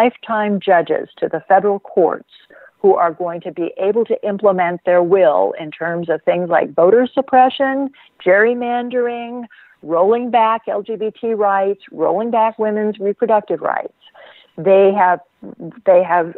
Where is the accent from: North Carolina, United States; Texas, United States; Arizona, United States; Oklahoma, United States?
Oklahoma, United States; Stillwater; I grew up in Oklahoma, so I am familiar with the culture